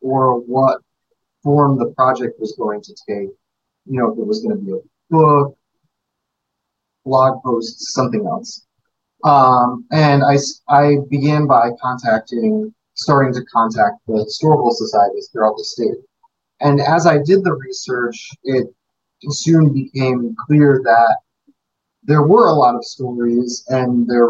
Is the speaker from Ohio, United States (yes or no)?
no; Naugatuck, Connecticut, United States; I've lived in Connecticut all my life, born and raised here